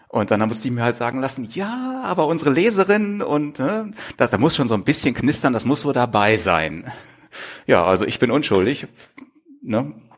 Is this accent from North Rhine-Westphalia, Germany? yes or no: yes; Wanne-Eickel, North Rhine-Westphalia, Germany; moved away as an adult; now in Pellworm, Germany; Gebürtig bin ich aus Wanne-Eickel mitten im Ruhrpott